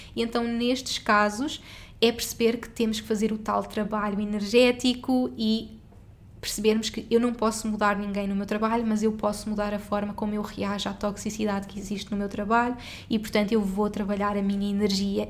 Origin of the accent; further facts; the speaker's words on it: Portugal; moved away as an adult; also born or lived in Singapore; eu saí de Portugal e fomos viver juntos para Singapura